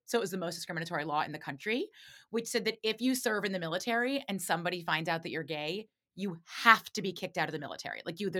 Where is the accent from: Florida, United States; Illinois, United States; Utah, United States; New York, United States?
New York, United States; New York City; I grew up in Manhattan in the city. So there wasn't a lot of, like, diversity of thought, I would say, where I grew up. Like, I grew up in, like, a progressive Upper West Side, went to like a progressive private school.